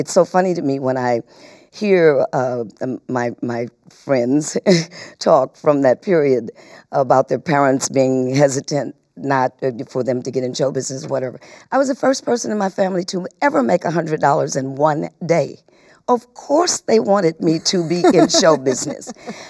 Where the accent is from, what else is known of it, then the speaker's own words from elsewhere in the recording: Muskegon, Michigan, United States; born there; Well, I was born in Muskegon, Michigan, which is Western Michigan.